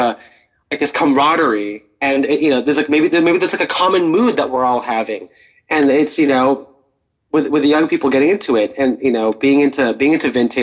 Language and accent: English; Pasadena, California, United States; Pasadena, my hometown